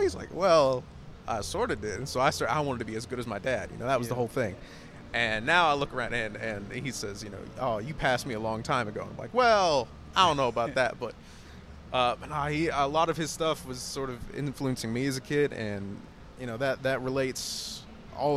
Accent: Taylorsville, United States; I was born right outside of Taylorsville. And I grew up really, you know, small country church.

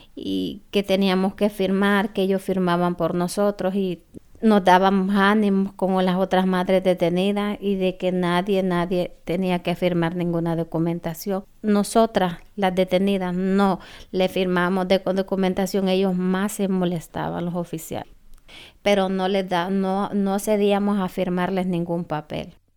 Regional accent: Honduras; moved away as an adult; also born or lived in United States; soy de Honduras

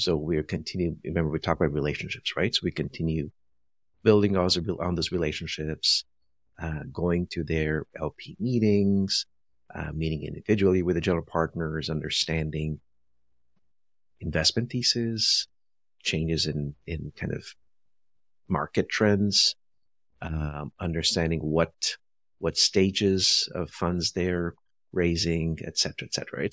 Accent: Brazil; moved away; also born or lived in India; I was born in India, raised in Brazil

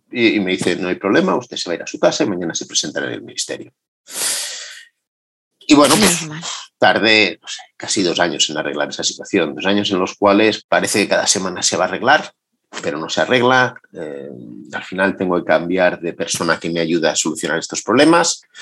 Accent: Madrid, Community of Madrid, Spain; es verdad que decir que soy de Madrid llamándome … con el acento que tengo a día de hoy parece mentira

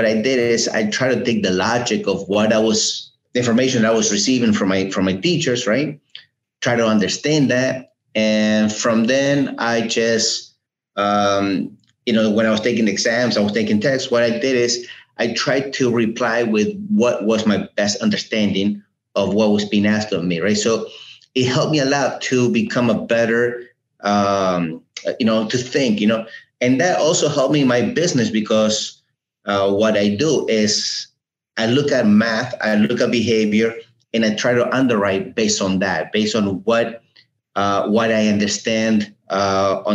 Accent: Uruguay; also born or lived in New Jersey, United States; now in Fort Lauderdale, United States; Well, I was born in Uruguay. I came to America in 1980 and naturalized in 85.

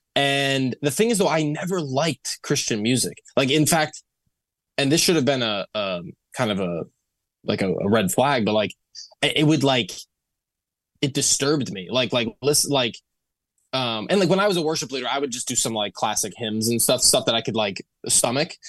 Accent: Toledo, Ohio, United States; moved away as an adult; also born or lived in Bowling Green, Ohio; now in Los Angeles, United States; I grew up in Toledo, Ohio, and was in a ve-, like, my, the household I grew up in was extremely religious.

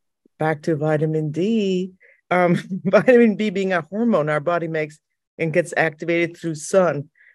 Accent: New York, United States; I'm from New York.

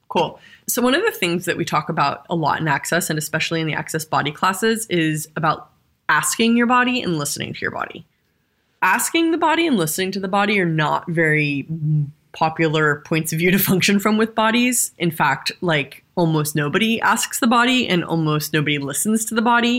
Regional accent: Southern California, United States; I grew up in Southern California

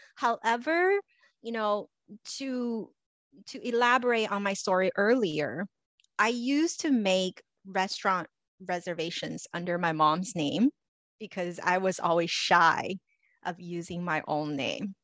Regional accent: Los Angeles, California, United States; I grew up in Los Angeles

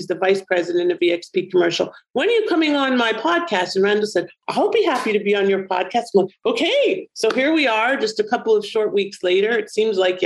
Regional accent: Canada; my home country, Canada

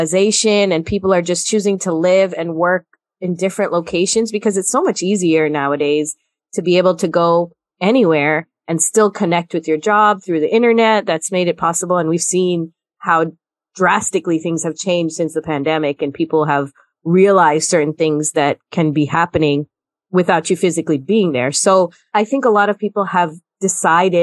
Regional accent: United States; also born or lived in Guyana; I consider myself American as much as anyone else

